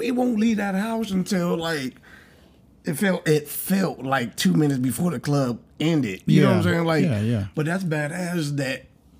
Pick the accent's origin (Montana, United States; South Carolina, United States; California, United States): California, United States; Oakland; moved away; also born or lived in Georgia; I'm from Cali, right? In Oakland, we had a burrito place.